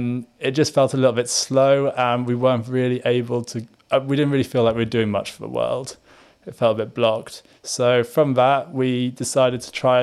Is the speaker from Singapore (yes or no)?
yes; Singapore; moved away as an adult; also born or lived in Malaysia; So I grew up in Singapore, Malaysia. So a little bit of a different time growing up. And then went to Liverpool University from Singapore. So my parents were still out there.